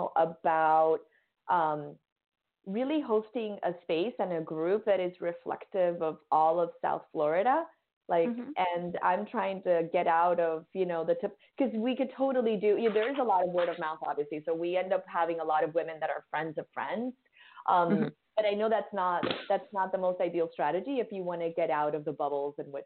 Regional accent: Dominican Republic; moved away as an adult; also born or lived in New York City; now in Miami, United States; We're from Dominican Republic. I grew up and I was raised there. I lived there until I was 19.

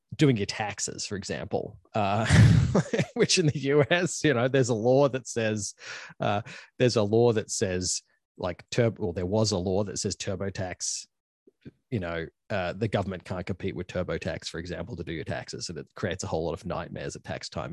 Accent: Queensland, Australia; moved away as an adult; also born or lived in Ann Arbor, Michigan / Chicago; now in Washington, United States; this is where I'm from, I'm in my hometown in, in Queensland, Australia

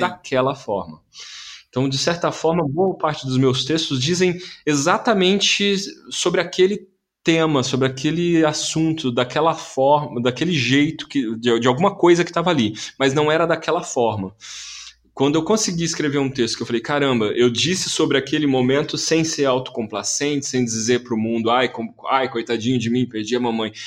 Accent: Campinas, São Paulo, Brazil; moved away as an adult; now in São Paulo, Brazil; Eu sou de Campinas, nasci em Campinas, eu comecei a fazer teatro lá

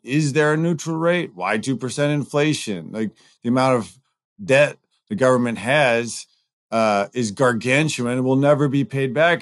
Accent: Southern California, United States; now in Chicago, United States; I grew up in Southern California

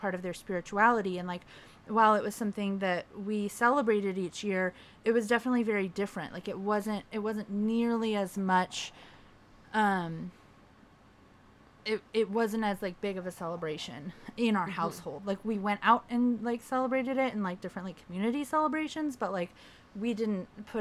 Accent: Riverside, California, United States; I grew up in Riverside, California, in a Mexican household and Mexican American

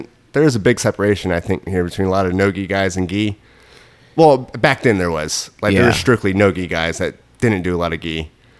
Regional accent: Dallas, Texas, United States; born there; now in Orlando, United States; So I was born in Dallas.

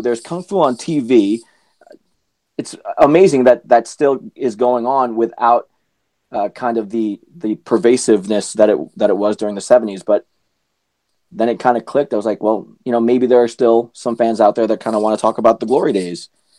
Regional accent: Philippines; because I'm a Filipino, because I'm Asian, they looked like me, and it was something that I could identify with.

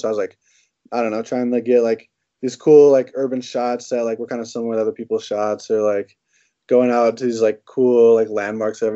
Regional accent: Roseville, Minnesota, United States; I grew up just right outside of St. Paul in Roseville

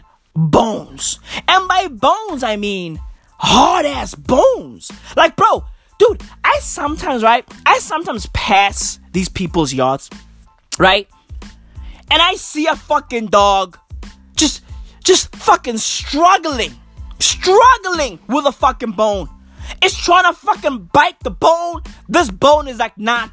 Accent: Johannesburg, Gauteng, South Africa; I'm from the East Rand of Johannesburg

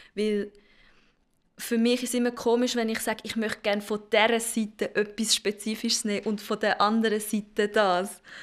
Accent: Zurich, Switzerland; Ich bin geboren und aufgewachsen in Zürich

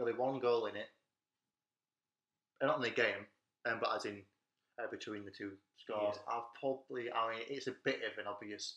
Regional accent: England, United Kingdom; we are English

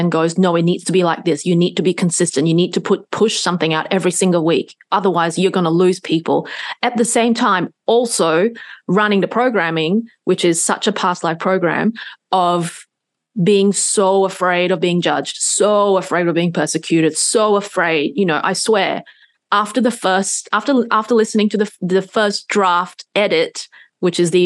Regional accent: Singapore; since I was a little, very, very little girl, growing up in Singapore

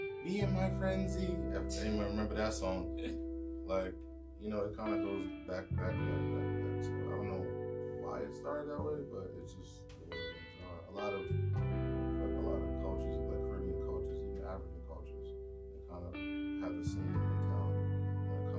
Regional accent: Jamaica; As a Jamaican

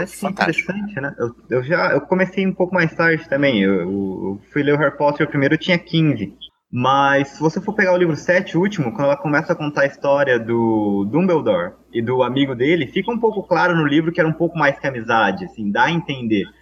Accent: Jacareí, São Paulo, Brazil; A biblioteca de Jacareí, que é minha cidade natal, não é muito grande

